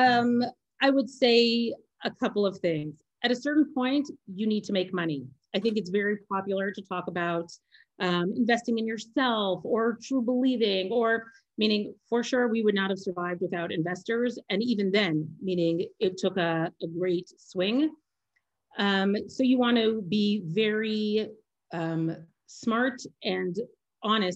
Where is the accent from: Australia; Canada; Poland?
Canada; moved away as an adult; now in Israel; I'm Canadian, I'm a woman